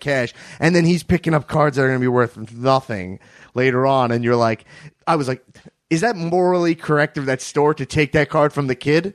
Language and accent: English; Long Island, New York, United States; I grew up in Long Island, New York